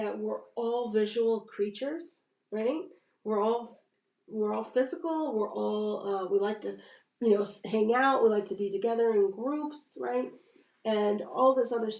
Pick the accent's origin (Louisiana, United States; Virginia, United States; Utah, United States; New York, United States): Virginia, United States; I grew up here in Virginia. I didn't feel like I had a bad experience in being raised here